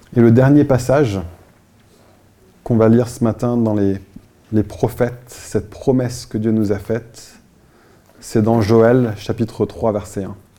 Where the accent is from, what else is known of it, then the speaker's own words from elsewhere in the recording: France; also born or lived in Versailles / Paris; en tant que Français